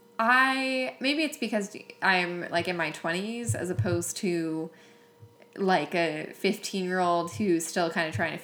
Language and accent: English; Long Island, New York, United States; I grew up on Long Island